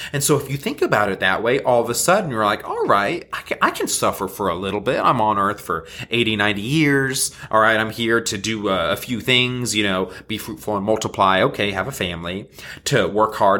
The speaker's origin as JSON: {"language": "English", "country": "United States", "said": "as Western Christians, as American Christians"}